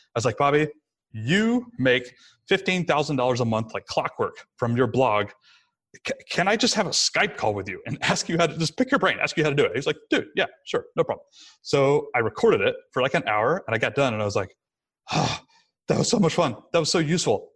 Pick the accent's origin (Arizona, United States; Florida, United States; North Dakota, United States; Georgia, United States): Georgia, United States; Rome; moved away; it was in my hometown again, so we moved back to sunny Rome, Georgia, where I'm talking to you from right now